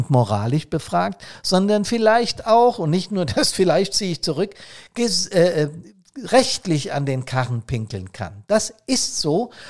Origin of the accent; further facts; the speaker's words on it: Bad Soden, Hesse, Germany; hier in meiner Heimatstadt, ich habe es im letzten Podcast erzählt, ist es ja auch passiert. Bad Soden war mal wieder ein kleiner See